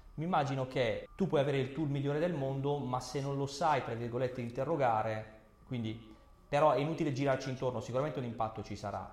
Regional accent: Basilicata, Italy; Io vengo dalla Basilicata

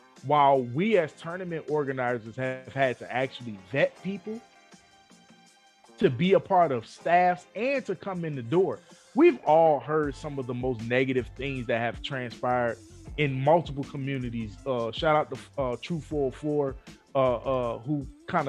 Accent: Philadelphia, Pennsylvania, United States; moved away; also born or lived in Chester; I'm naturally from Philly and I moved from Philly to Chester and came down here

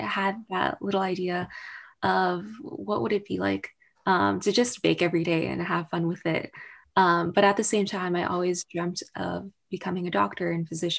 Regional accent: Orange County, California, United States; also born or lived in Baltimore, Maryland; in Orange County, where it's my hometown

